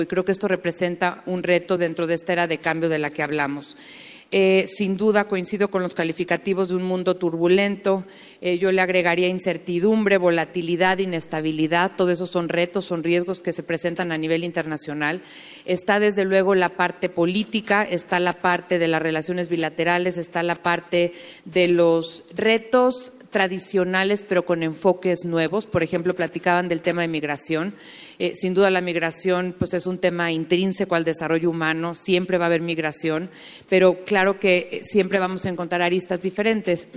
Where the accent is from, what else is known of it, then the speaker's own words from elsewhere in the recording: Mexico; nos sentimos muy orgullosos como mexicanos